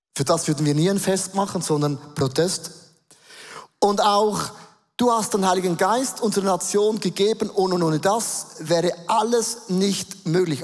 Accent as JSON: {"language": "German", "country": "Switzerland", "accent": "Swiss German", "first_language": "Swiss German", "said": "Dann werden wir nächste Woche auf Schweizerdeutsch umstellen. Das ist meine Muttersprache"}